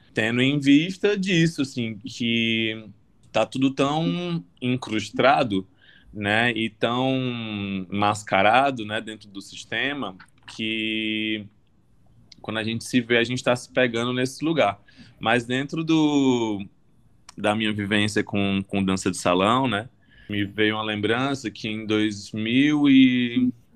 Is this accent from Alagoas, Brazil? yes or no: no; Fortaleza, Ceará, Brazil; now in São Paulo, Brazil; Eu sou de Fortaleza, mas moro em São Paulo